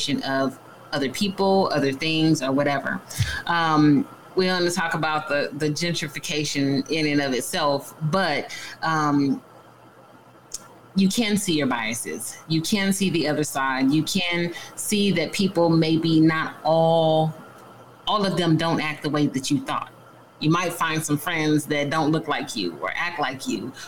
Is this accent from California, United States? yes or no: yes; San Diego, California, United States; I grew up in San Diego, so that's home for me